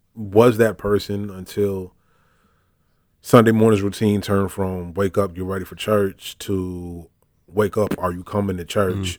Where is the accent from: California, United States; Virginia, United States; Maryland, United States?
Virginia, United States; Richmond; moved away as an adult; also born or lived in Brooklyn, New York; now in Miami, United States; Before that, I called Richmond, Virginia home, where I did most of my growing up, though I was born in Brooklyn, New York